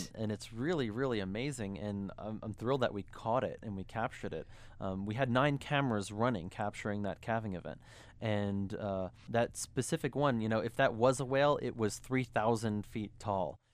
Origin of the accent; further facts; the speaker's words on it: New York City, New York, United States; I grew up in New York. I'm from New York City.